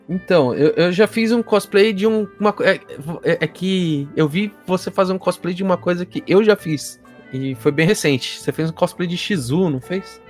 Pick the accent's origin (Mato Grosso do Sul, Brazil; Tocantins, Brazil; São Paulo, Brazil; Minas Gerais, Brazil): São Paulo, Brazil; Guarulhos; eu sou de Guarulhos